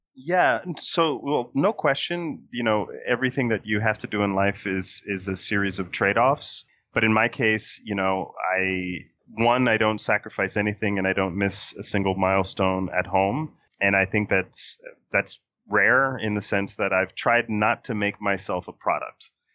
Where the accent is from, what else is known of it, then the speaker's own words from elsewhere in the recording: Puerto Rico; now in Washington, D.C., United States; I was born and raised in Puerto Rico